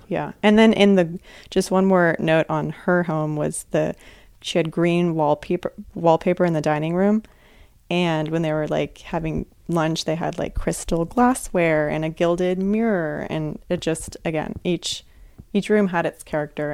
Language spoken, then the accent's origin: English; Sonoma, California, United States; I'm from Sonoma, which is right next door to Napa